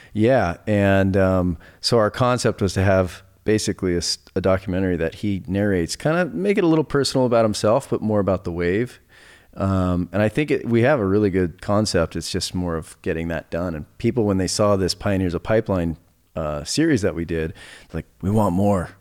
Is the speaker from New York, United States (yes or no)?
no; Laguna Beach, California, United States; I grew up surfing down in Laguna